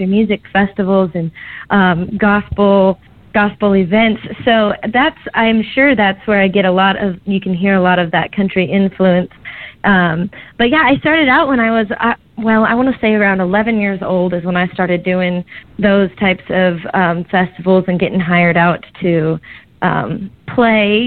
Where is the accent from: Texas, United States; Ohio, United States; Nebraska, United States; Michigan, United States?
Nebraska, United States; moved away as an adult; now in Kansas City, United States; I actually just moved to Kansas City, Missouri, but I grew up in Nebraska, and that's definitely my home.